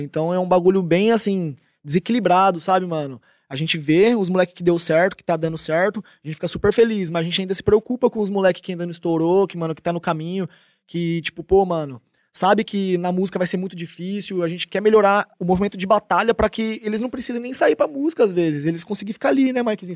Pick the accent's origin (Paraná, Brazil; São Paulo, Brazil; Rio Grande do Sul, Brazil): São Paulo, Brazil; Tupã; accent: caipira; now in Barueri, Brazil; sou caipira, interiorzão de São Paulo, 014, Tupã